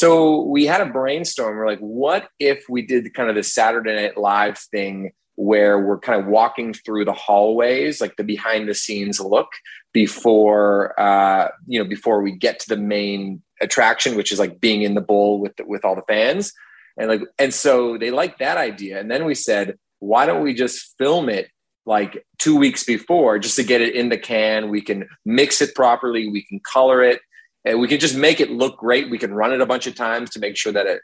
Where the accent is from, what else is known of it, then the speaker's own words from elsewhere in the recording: Toronto, Ontario, Canada; also born or lived in Hamilton; I grew up in Toronto and then I went to Hamilton for university